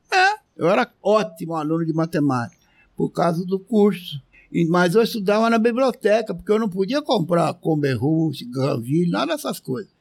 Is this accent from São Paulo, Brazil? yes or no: yes; Batatais, São Paulo, Brazil; eu sou do interior de São Paulo, de Batatais